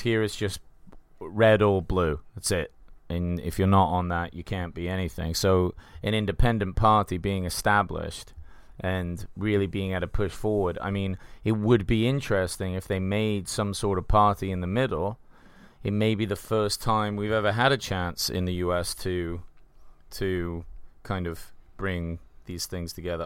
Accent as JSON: {"language": "English", "region": "England", "country": "United Kingdom", "moved": "yes", "lives_now": "United States", "said": "we're from England"}